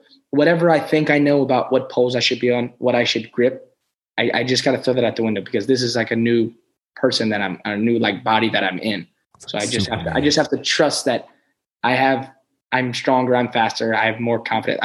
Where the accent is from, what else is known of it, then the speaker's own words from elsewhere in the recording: Lafayette, Louisiana, United States; I grew up in Louisiana. I would you know, I started jumping in my parents' backyard right there, just in Lafayette, Louisiana